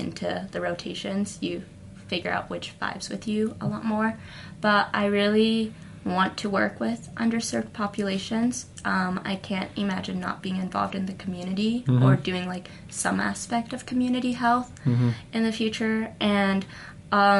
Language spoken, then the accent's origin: English; United States; I'm an American.